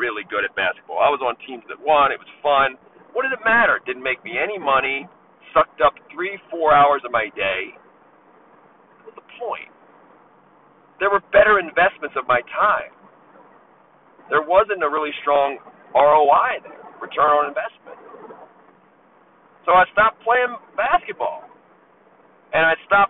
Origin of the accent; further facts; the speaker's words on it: Baltimore, Maryland, United States; now in Las Vegas, United States; I was unlucky growing up in Baltimore